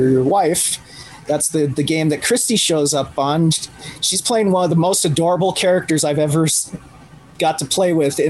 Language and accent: English; Ireland; Which is funny because I'm Irish and not Scottish.